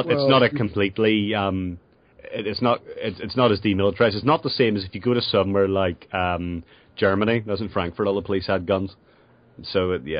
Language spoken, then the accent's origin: English; Northern Ireland, United Kingdom; now in Scotland, United Kingdom; I grew up in Northern Ireland